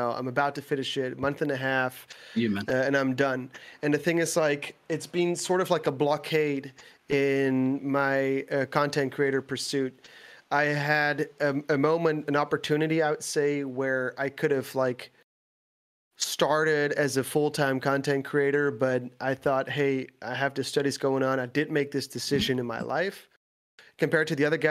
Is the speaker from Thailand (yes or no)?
no; Netherlands; English is a second language; I live in the Netherlands. I am from the Netherlands.